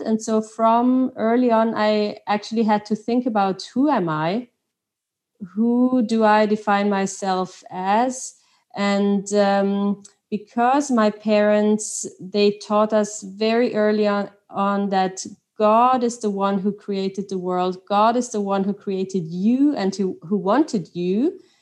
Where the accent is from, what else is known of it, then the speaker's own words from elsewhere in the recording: Austria; first language Swiss German; English is a second language; moved away; also born or lived in Switzerland; I'm from Austria, from a Swiss father and French mom.